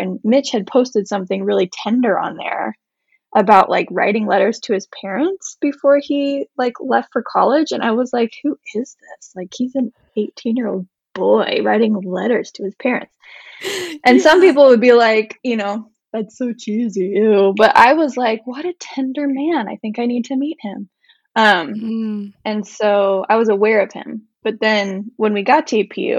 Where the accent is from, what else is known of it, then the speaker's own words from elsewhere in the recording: Midwest, United States; moved away as an adult; also born or lived in California / Indiana; now in Michigan, United States; I was born and raised in the Midwest, and so I came out to California for college